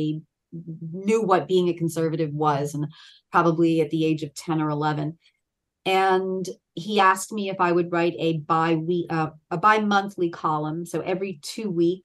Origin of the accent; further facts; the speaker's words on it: Philadelphia, Pennsylvania, United States; also born or lived in Baltimore, Maryland / Delaware County, Pennsylvania; I'm a Pennsylvanian Philadelphian born and bred